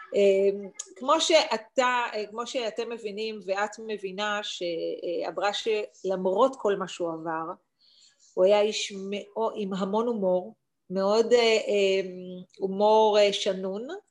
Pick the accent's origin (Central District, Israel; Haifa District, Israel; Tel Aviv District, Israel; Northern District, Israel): Tel Aviv District, Israel; Ramat HaSharon; גדלתי ברמת שרון